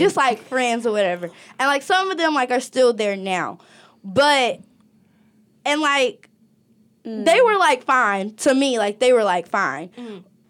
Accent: Pennsylvania, United States; I'm from Pennsylvania.

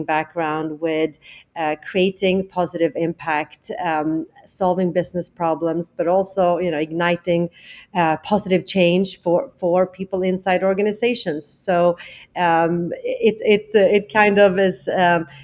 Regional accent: Stockholm, Stockholm County, Sweden; accent: Swenglish; English is a second language; moved away as an adult; also born or lived in Tokyo, Japan; now in New York, United States; I'm actually from Stockholm, Sweden, originally, where I have worked and lived.

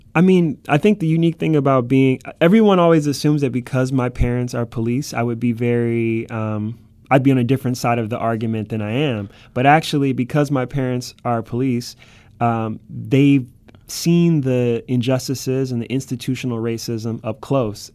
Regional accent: Cleveland, Ohio, United States; moved away as an adult; now in New York City, United States; this is my hometown this is my backyard

